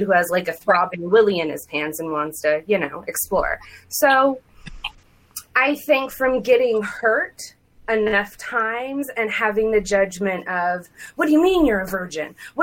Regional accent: Saudi Arabia; moved away; I was born and raised in Saudi Arabia.

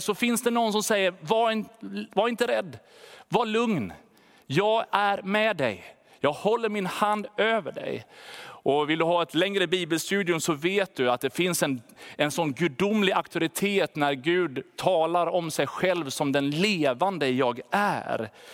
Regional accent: Sweden; Som svenskar

